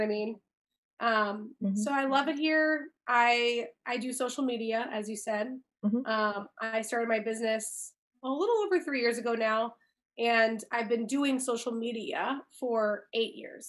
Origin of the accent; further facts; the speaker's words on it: Chicago, Illinois, United States; moved away as an adult; also born or lived in California; grew up here, born and raised in Chicago